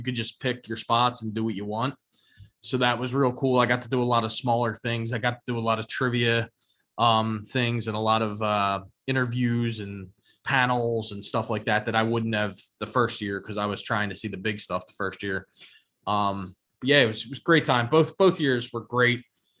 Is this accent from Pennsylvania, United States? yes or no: yes; Philadelphia, Pennsylvania, United States; I'm from Philly.